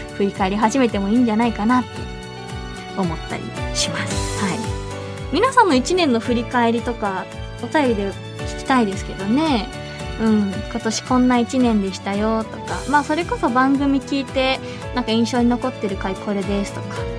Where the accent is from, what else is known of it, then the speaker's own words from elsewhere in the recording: Hiroshima, Japan; now in Tokyo, Japan; 生まれ育って馴染みが深い